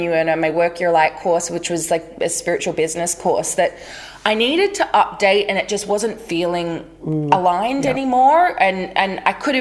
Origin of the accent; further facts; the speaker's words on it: Australia; I grew up in Australia, and so we grew up with waves